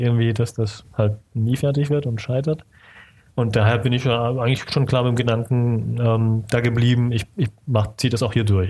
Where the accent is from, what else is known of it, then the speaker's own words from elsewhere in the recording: Stuttgart, Baden-Württemberg, Germany; Stuttgart geboren und auch aufgewachsen in der Gegend dort unten